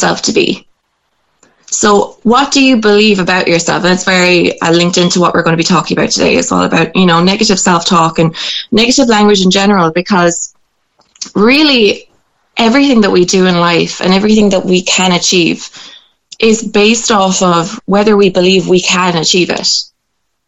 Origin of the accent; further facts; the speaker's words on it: Ireland; growing up in Irish culture